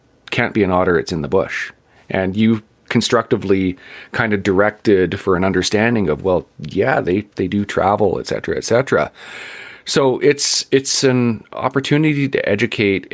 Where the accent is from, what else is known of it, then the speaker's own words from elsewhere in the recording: Vancouver, British Columbia, Canada; I grew up in Vancouver